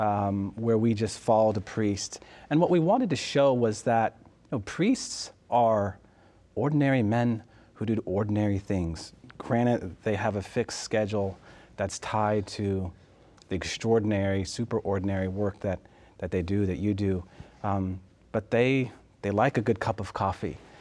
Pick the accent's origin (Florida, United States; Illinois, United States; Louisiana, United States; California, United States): California, United States; Southern; moved away; I'm originally from California and in Southern California.